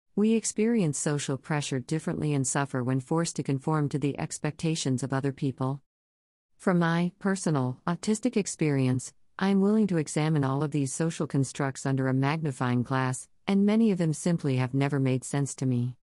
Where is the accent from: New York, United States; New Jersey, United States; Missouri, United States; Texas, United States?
Texas, United States; I grew up in Texas.